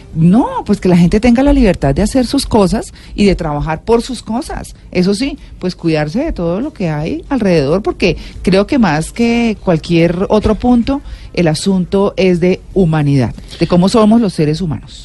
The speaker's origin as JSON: {"language": "Spanish", "country": "Colombia", "said": "como muchos colombianos, pues uno tiene familia que ha echado raíces allá"}